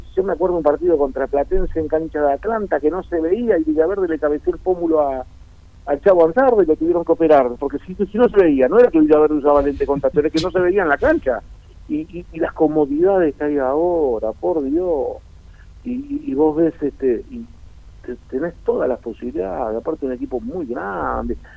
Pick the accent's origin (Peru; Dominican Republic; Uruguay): Uruguay; moved away; donde yo nací en mi pueblo, en Uruguay